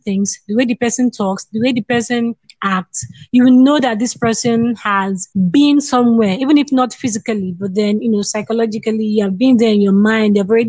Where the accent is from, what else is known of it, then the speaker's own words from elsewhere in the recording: Nigeria; I'm a Nigerian